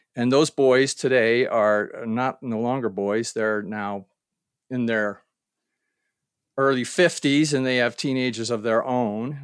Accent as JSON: {"language": "English", "region": "Ohio", "country": "United States", "tie": "born or raised there", "moved": "as an adult", "said": "my hometown in Ohio"}